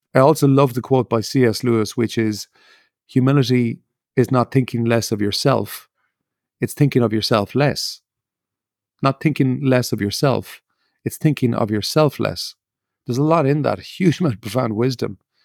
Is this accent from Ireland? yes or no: yes; Ireland; I grew up in Ireland